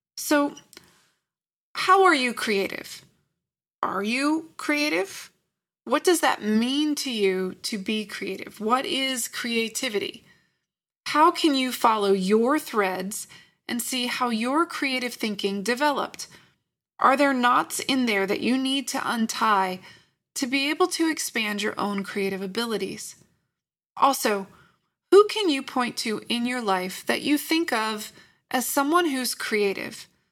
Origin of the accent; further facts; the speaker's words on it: Lynchburg, Virginia, United States; I grew up in Lynchburg, Virginia